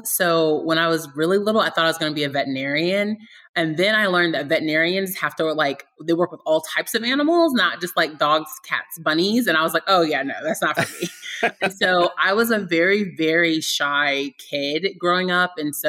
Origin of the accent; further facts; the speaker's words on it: Virginia, United States; also born or lived in Germany; So I was born in Germany and I lived all over the US. I'm the youngest of three from very, very humble beginnings. We settled in Virginia when I was about 12, and I went to high sch